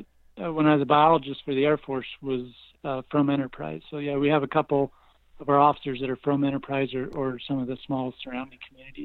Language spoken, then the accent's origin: English; Layton, Utah, United States; I was born and raised in Davis County, Utah, Layton specifically